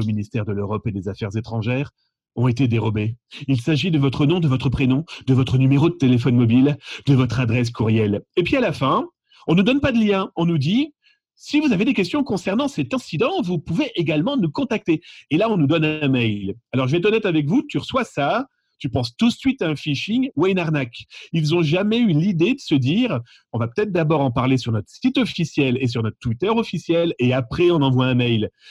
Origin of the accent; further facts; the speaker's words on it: France; chez nous en France